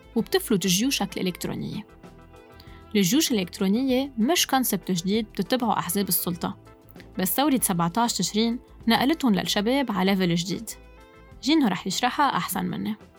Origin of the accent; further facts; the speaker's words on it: Lebanon; نحن كلبنانية عايشين بلبنان